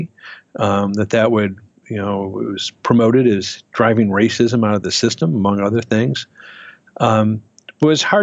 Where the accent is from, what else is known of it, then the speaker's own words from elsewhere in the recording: Detroit, Michigan, United States; now in Minneapolis, United States; But I grew up in Detroit. You know, as a little kid, we lived in the city itself.